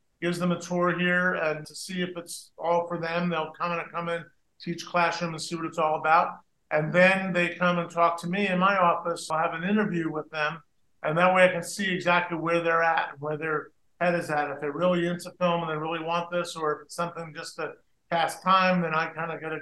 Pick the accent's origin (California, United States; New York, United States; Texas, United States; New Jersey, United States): New Jersey, United States; kid growing up in New Jersey, and Joey and I both grew up in New Jersey